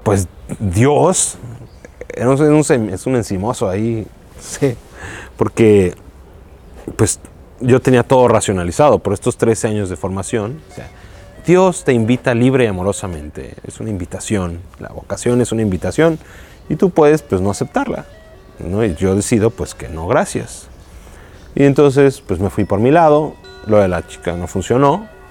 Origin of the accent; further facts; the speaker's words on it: Mexico City, Mexico; Yo soy de la Ciudad de México